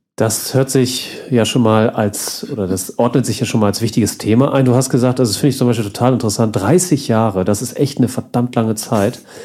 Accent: Northern Germany, Germany; moved away; bei uns ja im Norden. Ich komme ja auch aus der Ecke, wo, bin ja irgendwann umgezogen

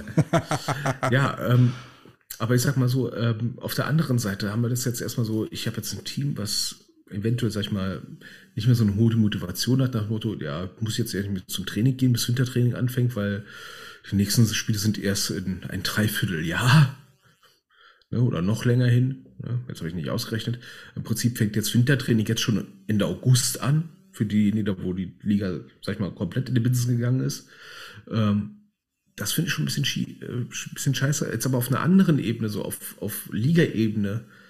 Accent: Berlin, Germany; wir sind halt Berliner

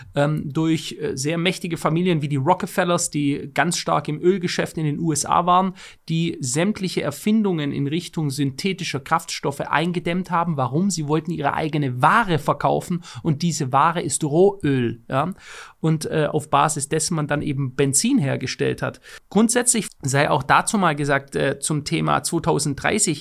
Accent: Stuttgart, Baden-Württemberg, Germany; ich komme aus einer Autostadt, aus der Autostadt schlechthin, Stuttgart

